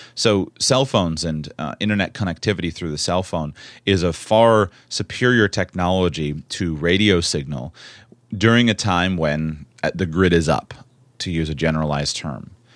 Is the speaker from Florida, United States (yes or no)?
yes; Florida, United States; I was born and raised in Florida